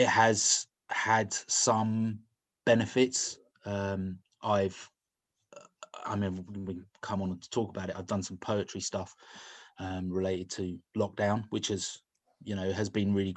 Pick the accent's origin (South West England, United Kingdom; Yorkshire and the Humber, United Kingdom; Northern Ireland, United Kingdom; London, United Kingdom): London, United Kingdom; moved away as an adult; now in Bristol, United Kingdom; I grew up in London